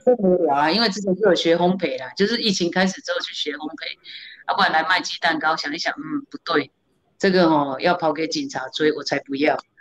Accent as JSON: {"language": "Chinese", "region": "Kaohsiung", "country": "Taiwan", "moved": "as an adult", "lives_now": "Taipei, Taiwan", "said": "我是高雄人"}